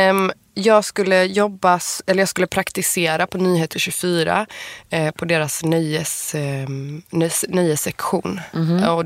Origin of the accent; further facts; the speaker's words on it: Iran; Men det var ju sjukt, för då var jag ny i Stockholm och du vis hur visste du att jag var iranier?